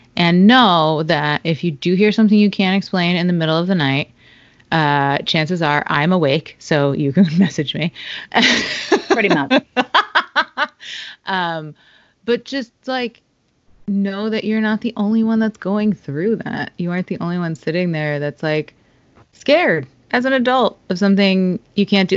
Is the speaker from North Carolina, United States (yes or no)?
no; Stamford, Connecticut, United States; moved away as an adult; also born or lived in Rhode Island / New York City; I grew up in Stamford, Connecticut, and lived for a long time in Rhode Island and New York City